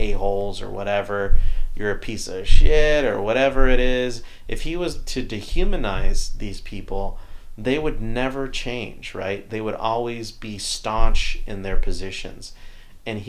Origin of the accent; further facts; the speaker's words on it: Texas, United States; as a Mexican-American, as a Texan